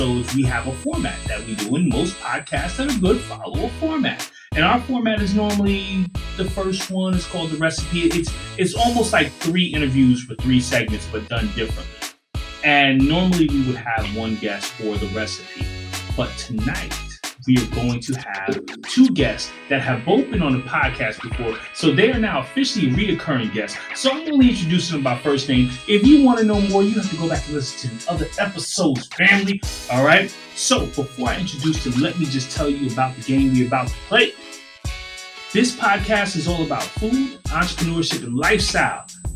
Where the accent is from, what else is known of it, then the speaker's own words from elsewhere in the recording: New York, United States; growing up in New York